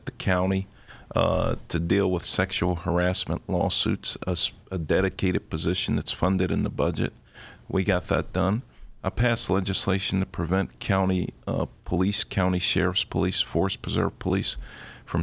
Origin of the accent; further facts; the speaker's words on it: Chicago, Illinois, United States; also born or lived in Mississippi; I was born in Mississippi, raised in Englewood. I'm a proud graduate of Chicago Vocational High School